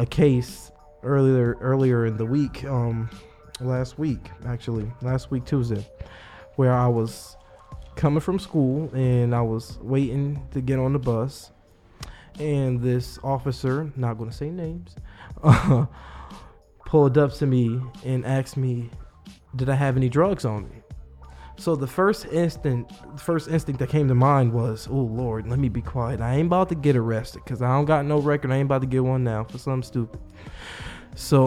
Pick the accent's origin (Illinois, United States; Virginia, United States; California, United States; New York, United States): New York, United States; Buffalo; I've lived there mostly all my life